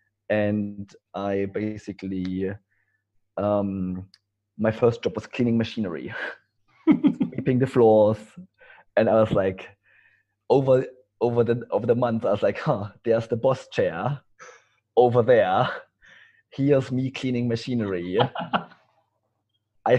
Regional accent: East Germany, Germany; English is a second language; moved away; as you can maybe tell from my accent, I'm not English. I come from Germany, from East Germany.

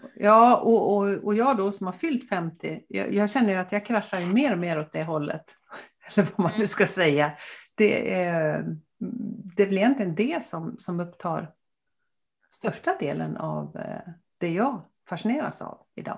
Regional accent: Gothenburg, Västra Götaland, Sweden; also born or lived in Dalarna; now in Gästrikland, Sweden; jag är uppvuxen i Göteborg

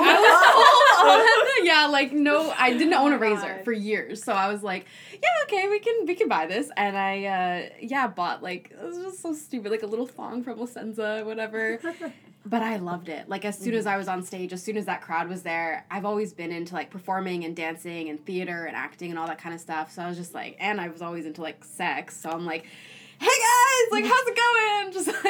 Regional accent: Toronto, Ontario, Canada; cause I'm from Toronto originally.

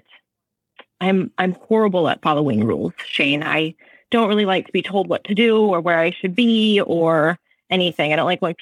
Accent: Minnesota, United States; moved away as an adult; now in San Luis Obispo, United States; I'm originally from Minnesota

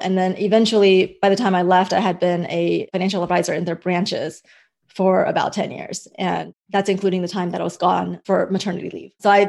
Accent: United States; also born or lived in Hong Kong; And I realized the difference that growing up in America and the difference that freedom made in my life and also in these various markets.

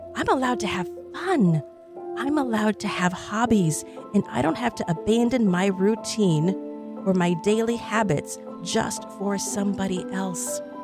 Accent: Illinois, United States; moved away; we went to Illinois, my hometown

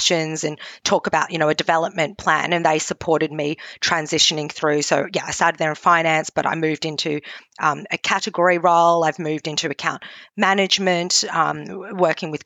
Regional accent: Australia; I'm Australian, but my heritage is Cantonese. My parents migrated from Hong Kong

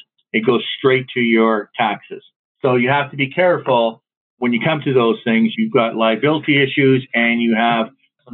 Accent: Canada

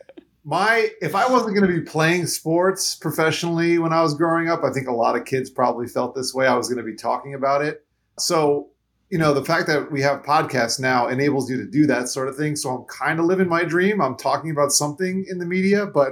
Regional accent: Florida, United States; also born or lived in New York; moved to Florida when I was only three. And so I really feel like I'm a Floridian at heart, even though I was born in New York

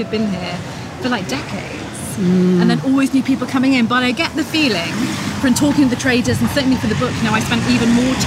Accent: Lancashire, North West England, United Kingdom; I'm from Lancashire

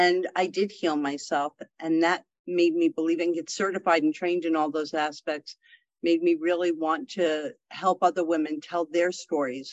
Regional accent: the Adirondacks, upstate New York, United States; I was raised in the Adirondacks in upstate New York

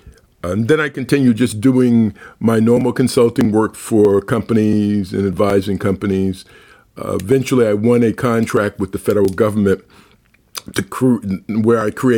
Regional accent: New York City, New York, United States; moved away as an adult; also born or lived in Denver / Washington, D.C.; when I grew up in Brooklyn

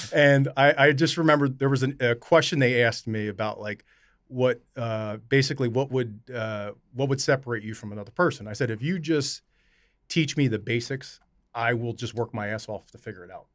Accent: Camden, New Jersey, United States; my mom was born and raised in Camden. I was born in Camden

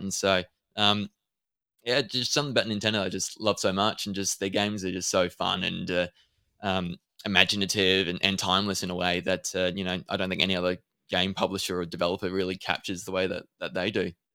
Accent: Adelaide, South Australia, Australia; I'm from Adelaide, so I'm not too far away from you.

